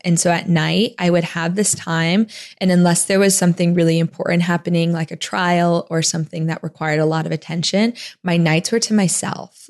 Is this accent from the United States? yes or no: yes; Tempe, Arizona, United States; I grew up in Phoenix, Arizona, outside of Phoenix in Tempe, Arizona